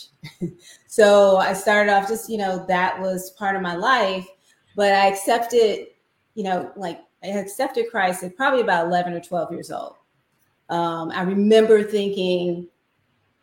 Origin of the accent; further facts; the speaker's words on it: Chicago, Illinois, United States; I grew up in Chicago. So I'm a city girl.